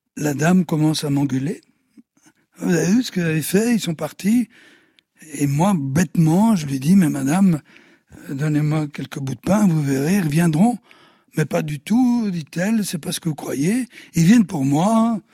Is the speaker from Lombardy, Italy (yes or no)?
no; Sicily, Italy; moved away; also born or lived in Belgium; de la Sicile, euh, dont je suis originaire, et de la Belgique